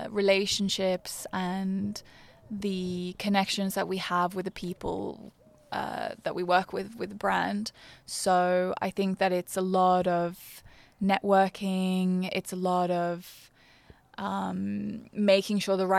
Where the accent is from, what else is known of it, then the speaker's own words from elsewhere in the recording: Brisbane, Queensland, Australia; I grew up in Brisbane. I went to a state school in Brisbane.